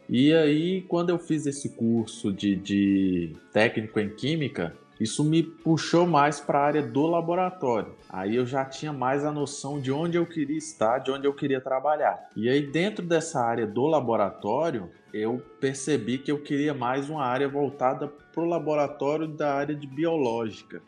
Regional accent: Minas Gerais, Brazil; accent: mix of mineiro and baiano; moved away as an adult; now in Limeira, Brazil; eu sou de, sou de Minas Gerais, nascido em Minas Gerais, vivi lá 30 anos da minha vida

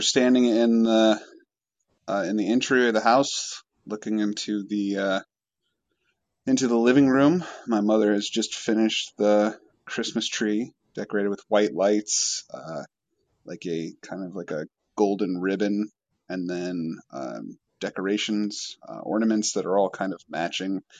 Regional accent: Washington, United States; I'm from Washington State

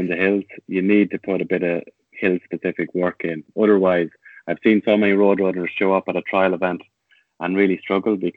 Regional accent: Tullamore, County Offaly, Ireland; I'm from Tullamore, so I've always had that affection for my hometown club

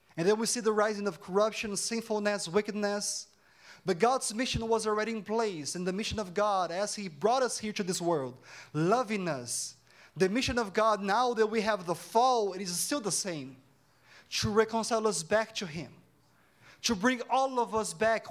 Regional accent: Campinas, São Paulo, Brazil; first language Portuguese; English is a second language; moved away as an adult; now in Canada; I'm from Campinas, São Paulo City, and my parents, they live in Brazil.

